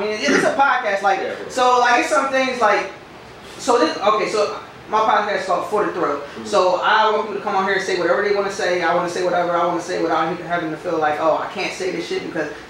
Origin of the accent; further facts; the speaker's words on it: East Coast, United States; moved away; I'm from the East Coast